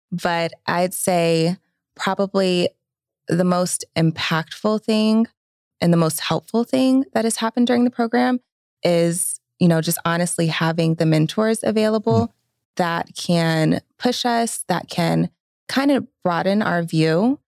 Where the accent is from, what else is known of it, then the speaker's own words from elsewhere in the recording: Atlanta, Georgia, United States; I am born and raised in Atlanta or the metro Atlanta area for those that are very particular about that.